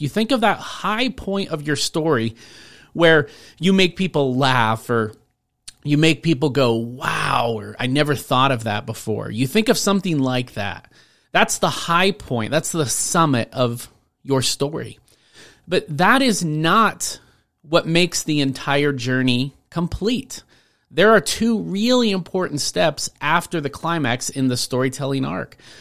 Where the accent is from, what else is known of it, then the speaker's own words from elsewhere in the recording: Rainier, Washington, United States; now in Colorado, United States; I grew up in Washington State in a tiny town called Rainier